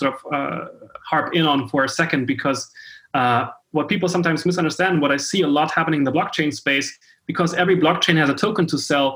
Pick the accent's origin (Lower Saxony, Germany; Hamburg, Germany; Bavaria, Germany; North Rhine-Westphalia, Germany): Hamburg, Germany; I come from Hamburg, Germany.